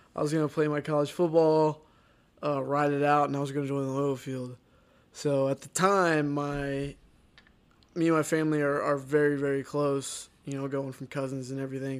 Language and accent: English; Texas, United States; moved away as an adult; also born or lived in Ohio; the people I grew up in Texas